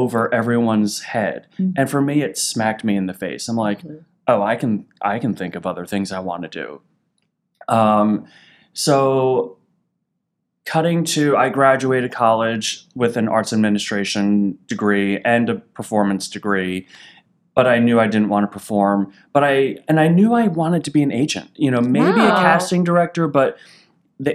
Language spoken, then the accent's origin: English; Northern New Jersey, United States; I grew up 20 minutes outside of Manhattan.